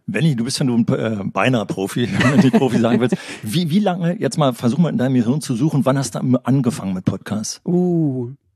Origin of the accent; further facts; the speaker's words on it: Berlin, Germany; ich komme aus Berlin, aus einer Stadt